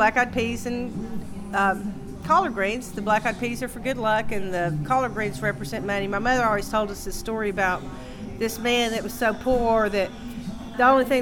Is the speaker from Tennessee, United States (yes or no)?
yes; Ducktown, Tennessee, United States; now in Knoxville, United States; I grew up in Ducktown, and you know, you had to cook in the country because there were no restaurants